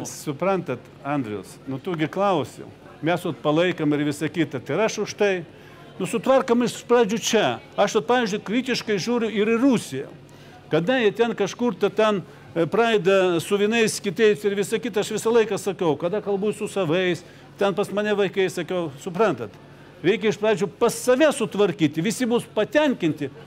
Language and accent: Lithuanian; Ukraine; moved away; aš pats esu ukrainietis.